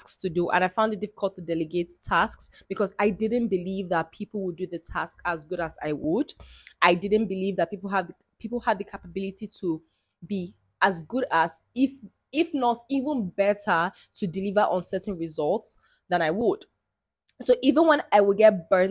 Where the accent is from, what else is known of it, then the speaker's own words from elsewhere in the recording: Nigeria; I'm Nigerian. I am an Igbo girl, and I am the first girl